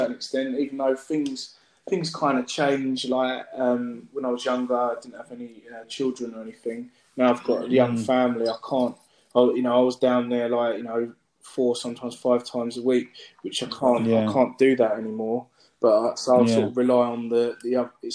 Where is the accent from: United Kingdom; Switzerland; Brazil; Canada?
United Kingdom; my parents were born in the Caribbean. My mum was born in St. Lucia and my dad's born in Dominica. And they both came here as children. They speak with English accents, etc. So, you're effectively British. And I see myself as British as well